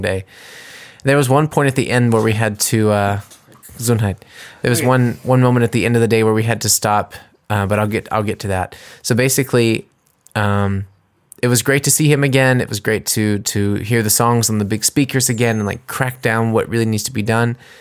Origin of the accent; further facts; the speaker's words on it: United States; now in Germany; I'm an American and I'm singing in English